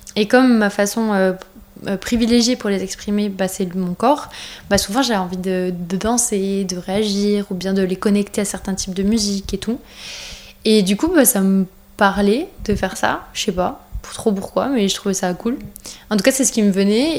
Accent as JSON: {"language": "French", "country": "France", "said": "on est français"}